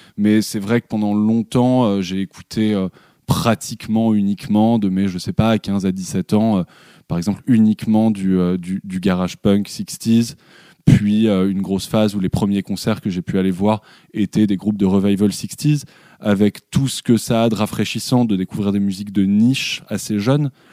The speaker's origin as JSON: {"language": "French", "town": "Paris", "region": "Île-de-France", "country": "France", "tie": "born or raised there", "said": "sur la terrasse de mes parents, donc là où j'ai grandi euh, à Belleville, à Paris"}